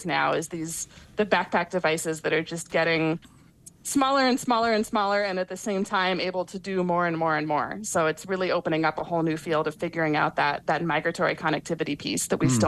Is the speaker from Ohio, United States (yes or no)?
yes; Ohio, United States; I grew up in Ohio